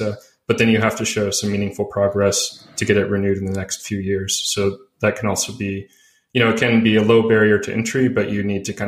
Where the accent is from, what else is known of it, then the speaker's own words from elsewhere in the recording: United States; moved away as an adult; also born or lived in California; I'm from the US because I really, you know, I've lived abroad since 2014